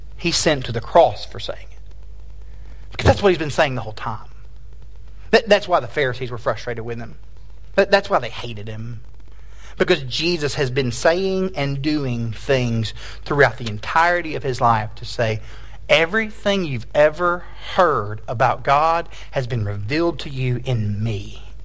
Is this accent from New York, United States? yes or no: no; Tennessee, United States; moved away as an adult; also born or lived in Fort Worth, Texas; now in Texas, United States; I am from Tennessee